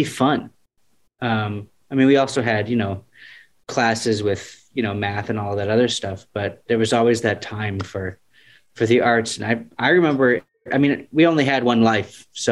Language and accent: English; Peoria, Illinois, United States; moved away; We grew up in Peoria, Illinois